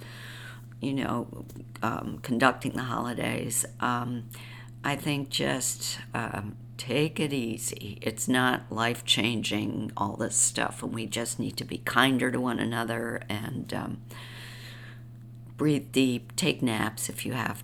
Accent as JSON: {"language": "English", "region": "New York", "country": "United States", "tie": "born or raised there", "said": "I grew up in New York, but I still didn't know the city that well."}